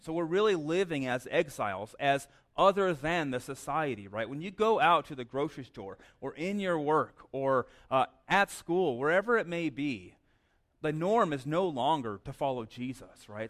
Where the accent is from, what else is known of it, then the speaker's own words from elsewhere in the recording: Southwest, United States; also born or lived in Las Cruces, New Mexico; I grew up in the Southwest